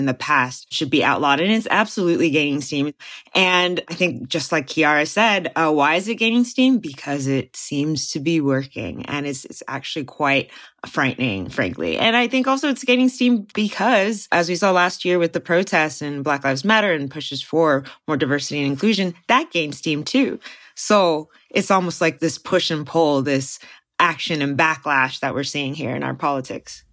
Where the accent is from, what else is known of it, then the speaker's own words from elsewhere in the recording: Texas, United States; from where I've been based, my home state of Texas